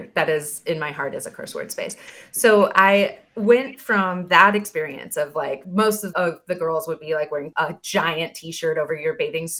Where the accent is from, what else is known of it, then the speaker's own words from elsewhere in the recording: Oregon, United States; growing up in Oregon, all of our camps and in my conference, my Free Methodist kind of world